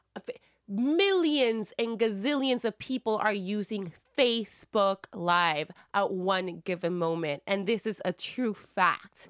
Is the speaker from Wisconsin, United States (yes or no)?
yes; Wisconsin, United States; I'm white from Wisconsin